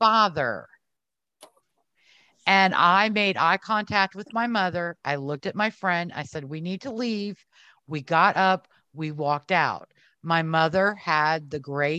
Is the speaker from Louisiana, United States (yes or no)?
yes; New Orleans, Louisiana, United States; I grew up in New Orleans